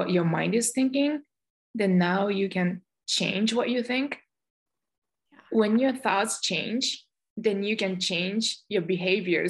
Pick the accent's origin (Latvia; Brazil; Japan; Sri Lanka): Japan; moved away as an adult; also born or lived in Michigan, United States; now in United States; I was born and raised in Japan, and I came over to the United States over 20 years ago as an exchange student